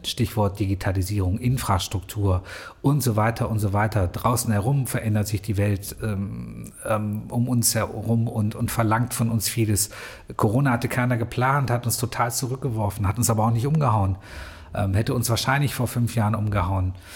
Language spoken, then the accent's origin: German; edge of the Ruhr area, near the Rhineland, North Rhine-Westphalia, Germany; moved away as an adult; also born or lived in Cologne / Munich; now in Bielefeld, Germany; ich bin, bin am Rande des Ruhrgebiets ähm, aufgewachsen, am Rande deswegen, weil eigentlich mit der Nähe zum, zum Rheinland, Köln war für uns die nächste große Stadt.